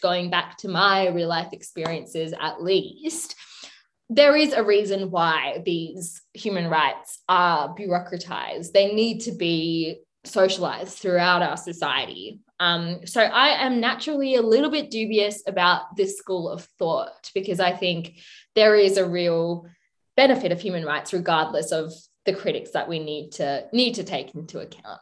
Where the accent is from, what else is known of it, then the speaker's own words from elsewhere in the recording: Sri Lanka; my home country of Sri Lanka